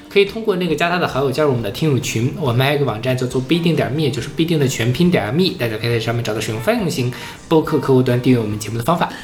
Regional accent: China; now in France; 发现我是中国人

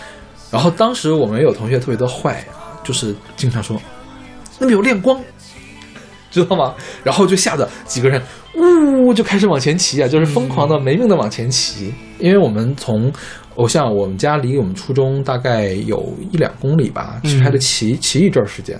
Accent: China; 因为看我是个中国人，自己一个走

